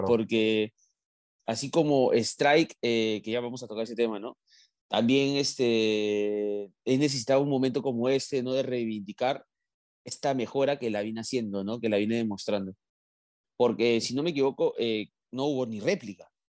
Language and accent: Spanish; Peru; somos los peruanos